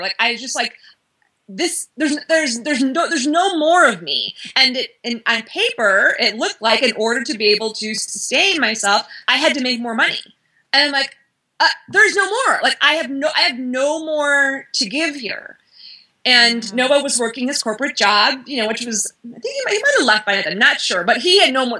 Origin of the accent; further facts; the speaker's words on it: Midwest, United States; I'm from the Midwest